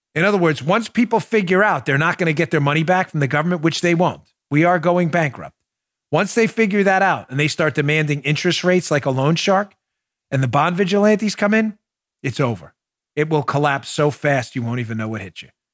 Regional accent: Glendale, New York, United States; I grew up in Glendale, New York, where it was known for graveyards and bars

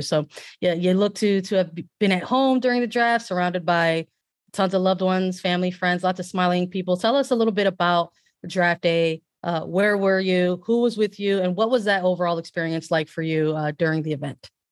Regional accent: Chicago, Illinois, United States; I'm from Chicago

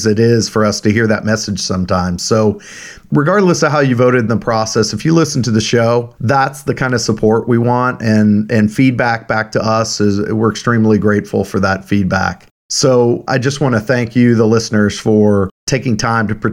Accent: Kansas City, Missouri, United States; I'm from Kansas City

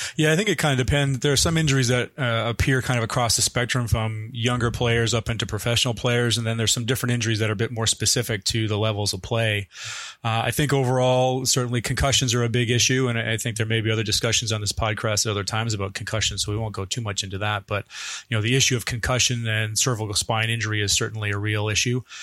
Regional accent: Canada; moved away as an adult; now in Michigan, United States; I'm originally from Canada and actually did most of my training there

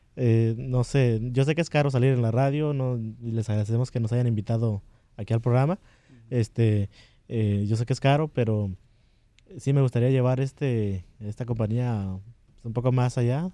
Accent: Toluca, State of Mexico, Mexico; moved away; Originariamente de México, de Toluca, del Estado de México

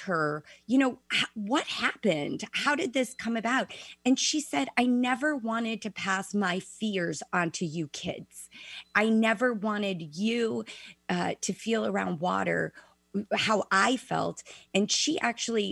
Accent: Chicago, Illinois, United States; I was born and raised in Chicago

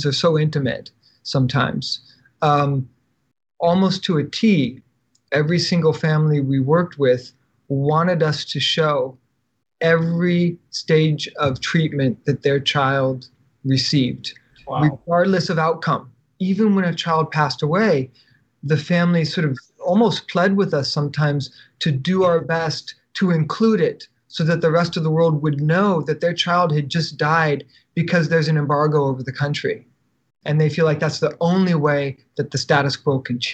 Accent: United States; as an American

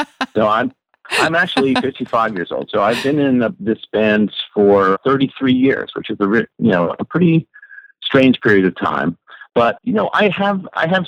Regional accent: Boston, Massachusetts, United States; moved away; also born or lived in New York City; I grew up in Boston where they had a thing called Dial-Up Prayer.

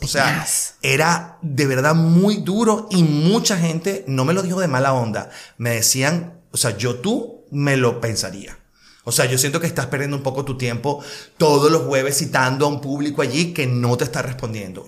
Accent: Caracas, Capital District, Venezuela; moved away as an adult; also born or lived in Spain; now in Miami, United States; yo soy de Caracas

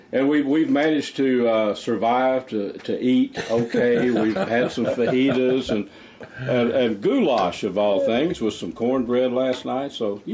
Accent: East Texas, United States; I was from East Texas

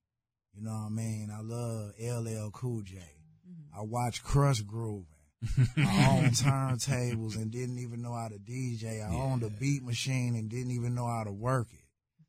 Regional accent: Houston, Texas, United States; You know, I'm from South Park. When I came from Chicago, South Park, my hood.

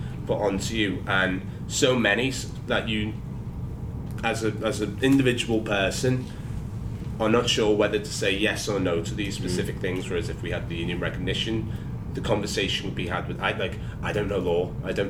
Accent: Liverpool, North West England, United Kingdom; now in London, United Kingdom; I'm from Liverpool

